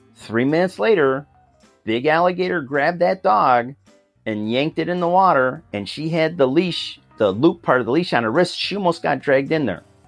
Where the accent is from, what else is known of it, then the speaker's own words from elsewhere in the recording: Rochester, New York, United States; moved away as an adult; now in Orlando, United States; I grew up in, uh, a city called Rochester in, uh, West, Western New York